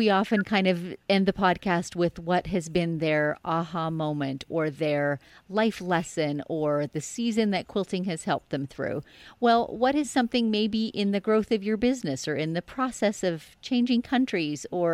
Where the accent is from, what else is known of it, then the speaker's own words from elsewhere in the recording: just outside of Toronto, Ontario, Canada; moved away; I was born just outside of Toronto. So, you know, you're kind of in my old stomping ground